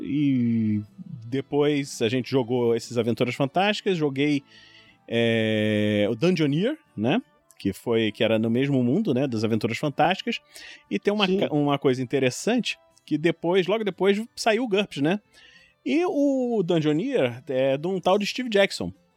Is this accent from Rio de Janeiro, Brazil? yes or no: yes; Rio de Janeiro, Brazil; also born or lived in São Paulo; moro no Rio de Janeiro, nascido e criado no Rio